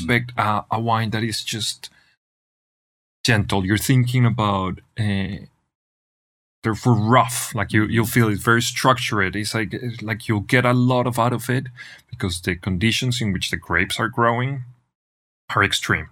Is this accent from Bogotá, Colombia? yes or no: no; Manizales, Caldas, Colombia; moved away as an adult; now in Argentina; born and raised in Colombia, in, in a, in, in Manizales, Colombia, which is in the middle of the coffee region